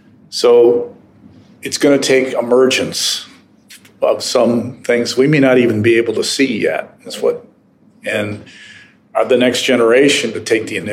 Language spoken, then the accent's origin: English; Detroit, Michigan, United States; moved away; I grew up in Detroit, Michigan.